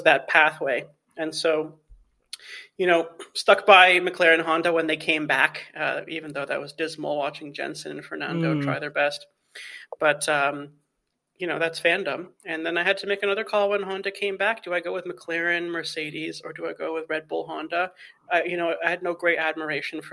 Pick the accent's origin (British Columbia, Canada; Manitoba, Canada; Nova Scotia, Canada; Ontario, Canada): Ontario, Canada; Toronto; I'm Canadian, first of all. So I grew up in Toronto